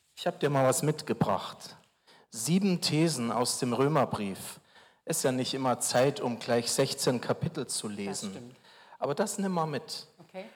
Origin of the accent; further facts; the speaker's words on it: Regensburg, Bavaria, Germany; moved away; in meiner Heimat Regensburg